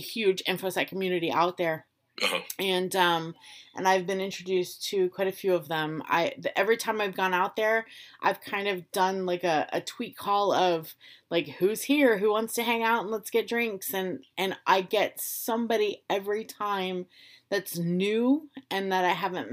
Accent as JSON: {"language": "English", "region": "Florida", "country": "United States", "tie": "born or raised there", "moved": "as an adult", "said": "I was raised from like a very young age in Florida."}